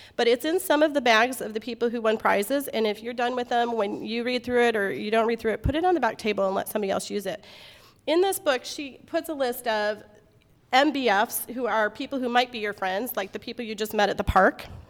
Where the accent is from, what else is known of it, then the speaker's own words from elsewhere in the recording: Midwest, United States; moved away as an adult; also born or lived in Alaska; I grew up in the Midwest where, like, people bring you food for everything